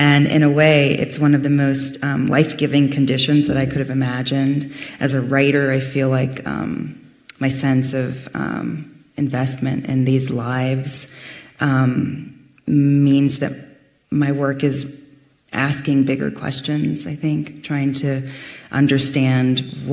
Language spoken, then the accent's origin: English; Fairfield, California, United States; I grew up in a town called Fairfield